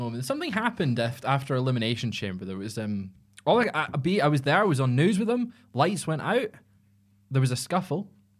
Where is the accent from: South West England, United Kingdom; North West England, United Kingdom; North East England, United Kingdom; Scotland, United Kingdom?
Scotland, United Kingdom; Because I'm Scottish.